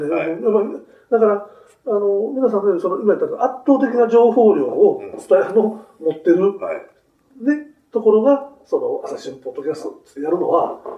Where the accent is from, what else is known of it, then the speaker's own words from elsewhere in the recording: Nagoya, Aichi, Japan; moved away; 僕、名古屋の方の出身で